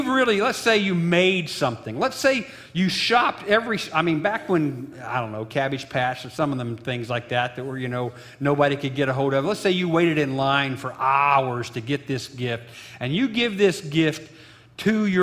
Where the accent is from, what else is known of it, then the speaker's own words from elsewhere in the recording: Illinois, United States; my hometown of Illinois